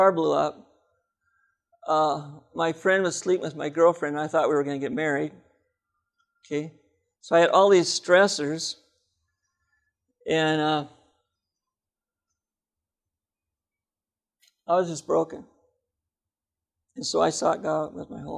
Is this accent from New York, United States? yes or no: no; Seattle, Washington, United States; I'm from Seattle